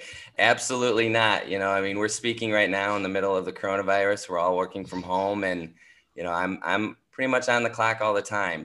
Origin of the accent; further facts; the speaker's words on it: St. Paul, Minnesota, United States; moved away as an adult; now in New York City, United States; I'm from St. Paul, Minnesota, and I'm the oldest of two